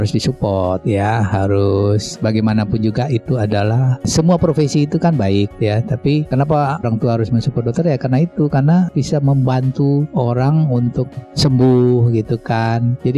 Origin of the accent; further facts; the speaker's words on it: Padang, West Sumatra, Indonesia; saya lahirnya di kota Padang ya kan, kemudian orang tua juga di Padang jadi saya nggak nggak keluar lah dari kota Padang